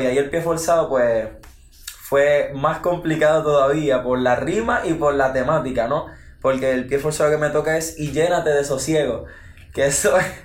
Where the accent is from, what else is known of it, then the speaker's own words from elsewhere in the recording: Ciales, Puerto Rico; vengo del pueblo de Ciales y pues tengo 16 años